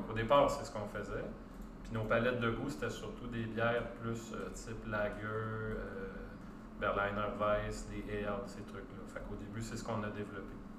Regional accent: Montreal, Quebec, Canada; on vient de Tétroville dans l'est de Montréal. Anjou, Tétroville

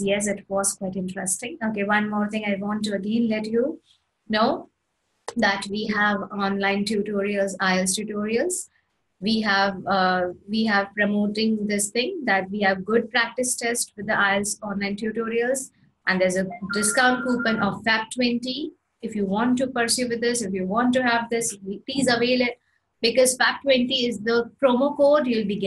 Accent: Ahmedabad, Gujarat, India; English is a second language; like I am born and brought up in Ahmedabad. And talking about Ahmedabad is a beautiful city.

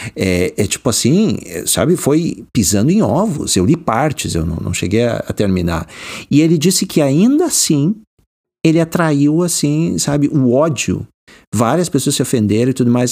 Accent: Porto Alegre, Rio Grande do Sul, Brazil; moved away as an adult; now in United States; eu nasci e cri, me criei no Rio Grande do Sul

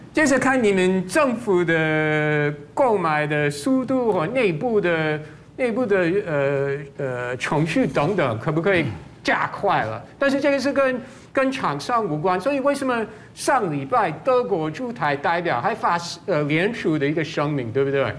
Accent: United States; now in Taiwan; 我身为美国人

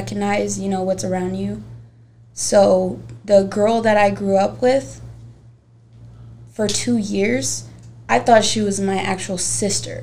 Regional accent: Gary, Indiana, United States; moved away; also born or lived in Merrillville, Indiana; I'm from Indiana. I was born in Maryville, Indiana, but I grew up in Miller and Gary, Indiana

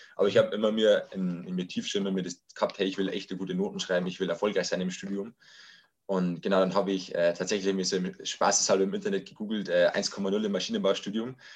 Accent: Lower Bavaria, Germany; Ich komme aus äh, Niederbayern, aus dem Landkreis Rotterdam-Linden

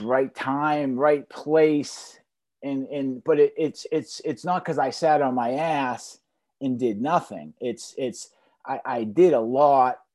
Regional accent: Boston, Massachusetts, United States; now in Pompano Beach, United States; I'm from Boston

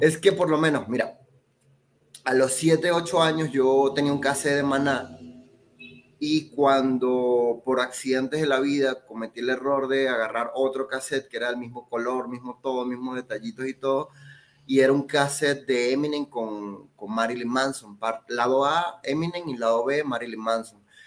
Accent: Venezuela; now in Mexico; acá no soy mexicano y allá no soy venezolano

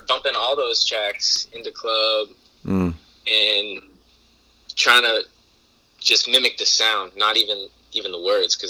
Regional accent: Portland, Maine, United States; also born or lived in Virginia; they raised me in Portland.

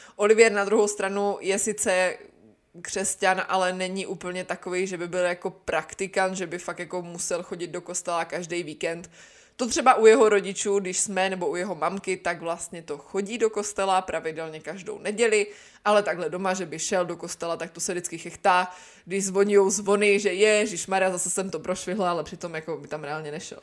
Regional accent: Czechia; moved away

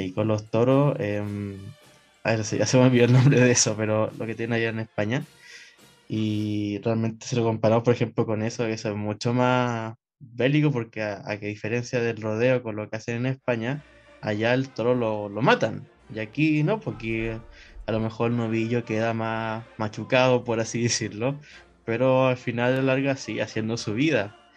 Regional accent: Chile; nuestra identidad como, como chilenos

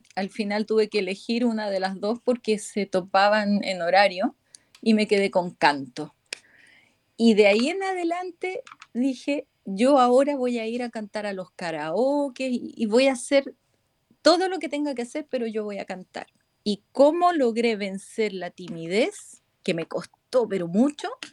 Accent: Chile; moved away as an adult; now in Spain; Me vine a España desde Chile

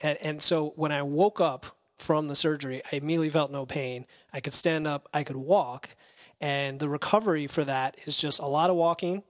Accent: Florida, United States; moved away as an adult; also born or lived in New York; now in Windsor Locks, United States; we grew up in Florida

